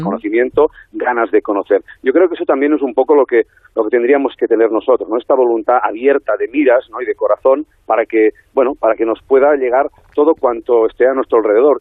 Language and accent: Spanish; Besalú, Catalonia, Spain; mi pueblo natal, en mi pueblo natal que es Besalú